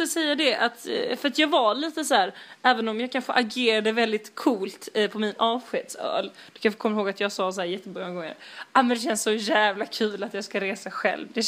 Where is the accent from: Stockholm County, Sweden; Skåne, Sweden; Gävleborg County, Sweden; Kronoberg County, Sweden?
Skåne, Sweden; Malmö; Jag kommer från Rosenvång.